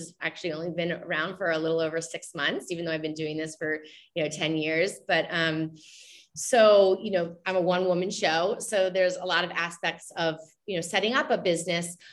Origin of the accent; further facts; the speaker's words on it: the South, United States; I'm coming from the South